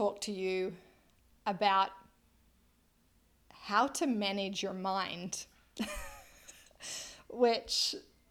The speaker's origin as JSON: {"language": "English", "country": "Australia", "said": "I am an Australian lizard"}